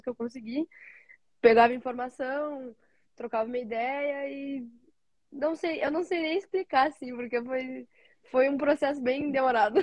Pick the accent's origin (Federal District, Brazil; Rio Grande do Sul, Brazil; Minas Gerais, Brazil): Rio Grande do Sul, Brazil; moved away as an adult; now in United States; eu sou do Rio Grande do Sul eu saí do interior do Rio Grande do Sul para jogar no outro interior do Rio Grande do Sul